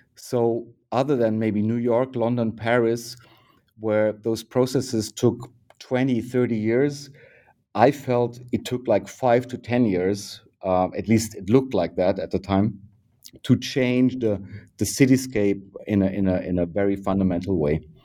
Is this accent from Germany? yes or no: yes; Bavaria, Germany; English is a second language; moved away as an adult; now in Berlin, Germany; I was born in Bavaria in nineteen sixty-eight